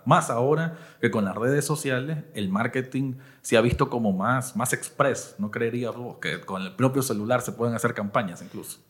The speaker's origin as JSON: {"language": "Spanish", "region": "Managua", "country": "Nicaragua", "said": "Yo soy del Distrito dos de Managua"}